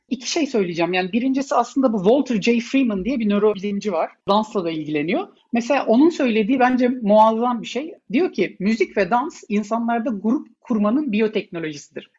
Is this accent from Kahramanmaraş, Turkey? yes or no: no; Ankara, Turkey; Ben Ankara'da büyüdüm.